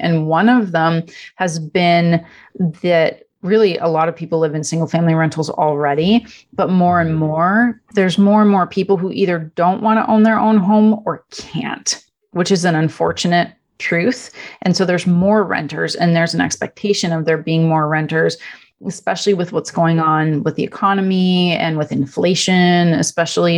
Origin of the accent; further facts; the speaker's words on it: Canada; first language Italian; English is a second language; moved away as an adult; also born or lived in Europe; now in Los Angeles, United States; I'm originally from Canada. Uh, my parents are immigrants from Italy. So, uh, Italian is actually my first language. Uh, grew up in Canada